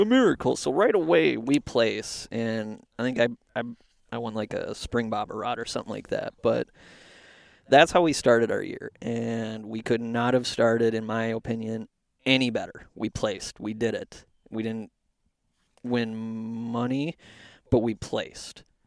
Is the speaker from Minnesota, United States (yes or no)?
yes; Anoka, Minnesota, United States; I'm from Anoka, and I went to Fredmore